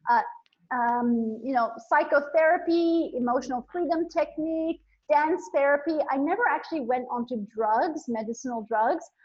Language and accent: English; India; also born or lived in Bangkok, Thailand / Nepal; So I was born in Thailand, in Bangkok. I grew up in India and Nepal. I went to boarding school in India.